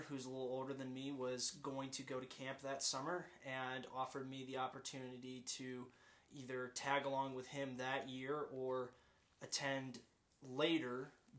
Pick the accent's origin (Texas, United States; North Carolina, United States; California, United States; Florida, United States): Florida, United States; Pensacola; I'm from Pensacola, Florida originally, Navy family, so bounced around a little bit, but Pensacola, Florida is home.